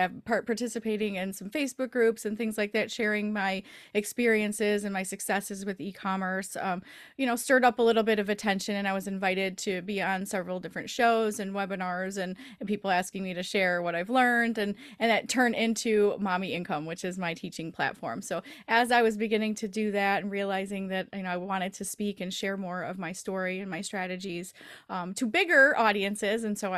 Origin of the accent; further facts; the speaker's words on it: Michigan, United States; But winter seems to be a little bit longer here in the Midwest. We're from the Michigan area. And so we always have long winters.